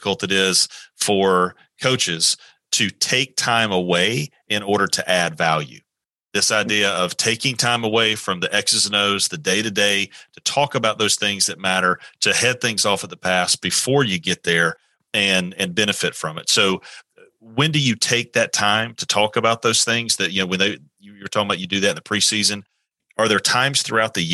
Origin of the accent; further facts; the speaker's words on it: Valdosta, Georgia, United States; I'm originally from Valdosta, Georgia